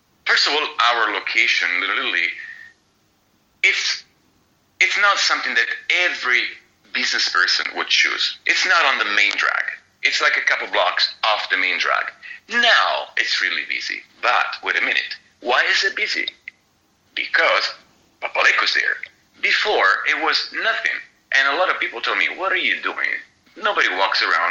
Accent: Italy; moved away as an adult; now in San Diego, United States; I grew up in Italy. I spent like 50% of my life in Italy. I studied in Italy.

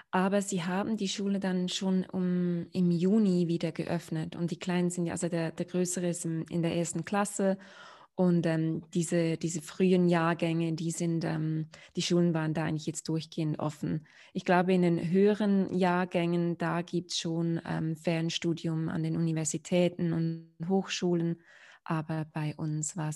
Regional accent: Switzerland; also born or lived in London; Ich bin in der Schweiz geboren und aufgewachsen

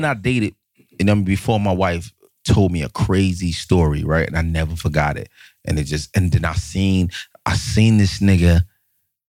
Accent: Irvington, New Jersey, United States; I'm from Irvington

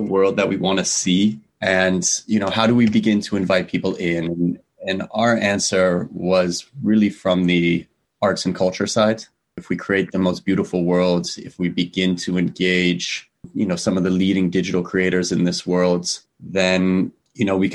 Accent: Los Angeles, California, United States; moved away as an adult; also born or lived in New York; born and raised in Los Angeles, went to school, college in New York

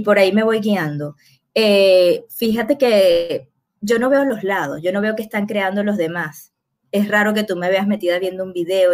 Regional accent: Venezuela

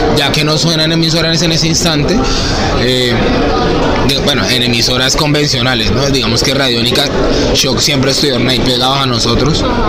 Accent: Bogotá, Colombia; moved away as an adult; now in Cali, Colombia; en Bogotá, justamente donde yo nací

